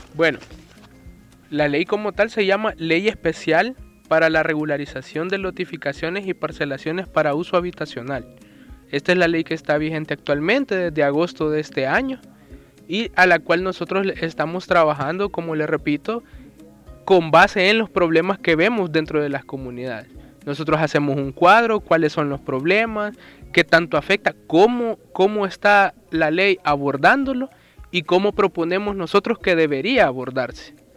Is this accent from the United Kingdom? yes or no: no; El Salvador; como salvadoreños estamos en obligación de pagar impuestos